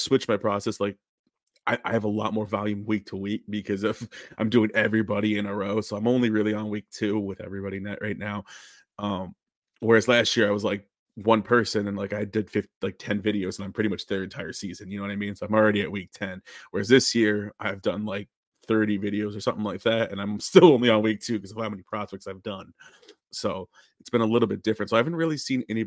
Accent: Rochester, New York, United States; now in Cleveland, United States; I grew up in upstate New York, so I grew up near Buffalo, about an hour away from there. And it's called a city called Rochester

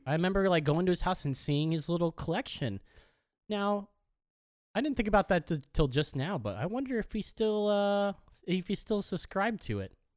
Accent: Orange County, California, United States; we are from Orange County

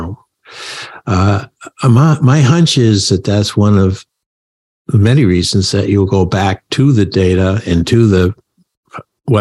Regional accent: Maine, United States; now in Connecticut, United States; I live now in the land of steady habits, Connecticut, but I grew up in Maine

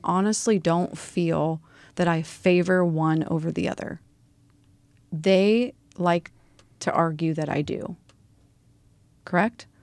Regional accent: Lincoln, Nebraska, United States; also born or lived in Omaha, Nebraska / Bellevue, Nebraska; I grew up in Lincoln, Nebraska.

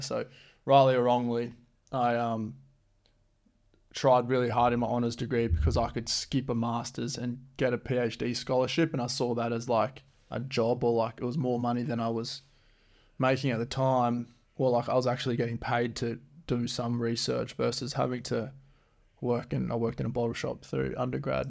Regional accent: Geraldton, Western Australia, Australia; also born or lived in Beverly / Esperance / Perth; I think Geraldton's probably the town that I've spent most of my life in. I was born in Beverly

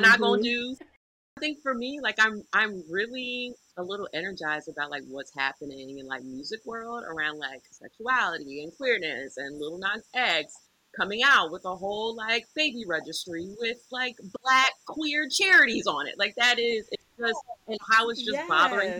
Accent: Wichita Falls, Texas, United States; born there; also born or lived in Hampton, Virginia; I was born in Wichita Falls, Texas. So I am a military brat. That's how we ended up in Hampton, Virginia at Langley Air Force Base.

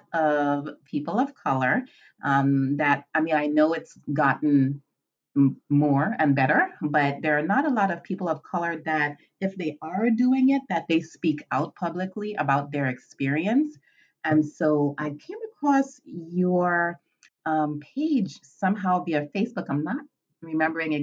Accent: U.S. Virgin Islands; moved away as an adult; also born or lived in Northeast Pennsylvania, United States; now in Pennsylvania, United States; I am originally from the Caribbean, the Virgin Islands, St. Thomas in particular, and I have been residing in Pennsylvania, Northeast Pennsylvania, for the past almost 20 years

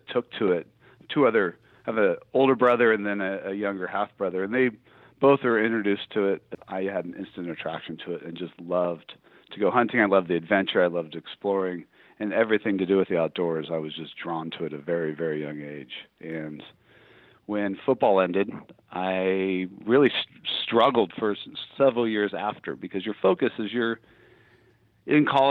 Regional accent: Orange County, California, United States; born or raised there

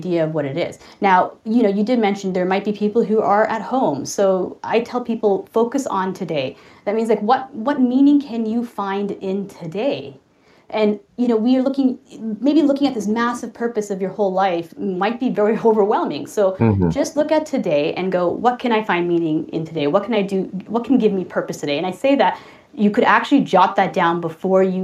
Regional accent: Toronto, Ontario, Canada; I'm from Toronto, Canada

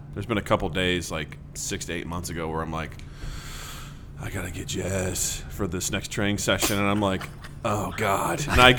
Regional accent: Missouri, United States; born or raised there

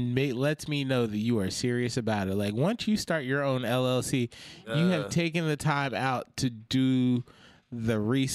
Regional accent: Philadelphia, Pennsylvania, United States; I'm repping Germantown, man. Top Hocking and Morton.

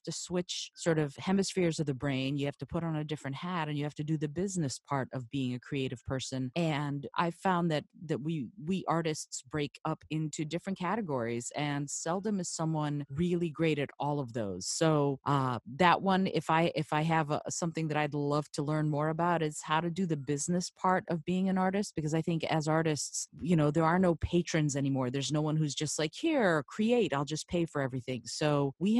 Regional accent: Detroit, Michigan, United States; born or raised there; moved away as an adult; also born or lived in Moldova; now in New York City, United States

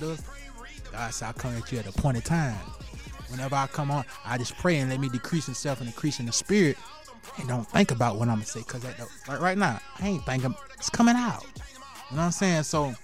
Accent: Columbia, South Carolina, United States; I'm from Columbia, South Carolina

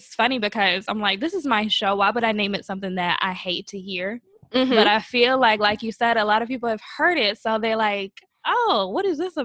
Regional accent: Atlanta, Georgia, United States; I am from Atlanta

